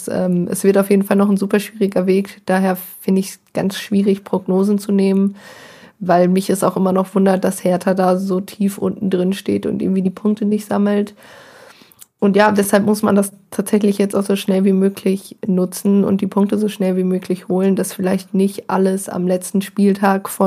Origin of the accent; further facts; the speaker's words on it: Bielefeld, North Rhine-Westphalia, Germany; Als, Biele, als Bielefelder erinnert man äh, gewisse Vorurteile gegenüber der Relegation.